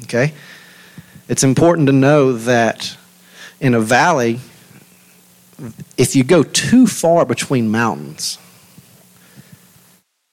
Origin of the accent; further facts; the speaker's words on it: Louisiana, United States; we're from Louisiana